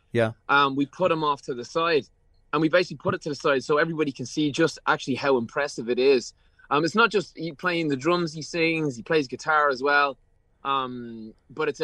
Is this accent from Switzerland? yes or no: no; Ireland; growing up in Ireland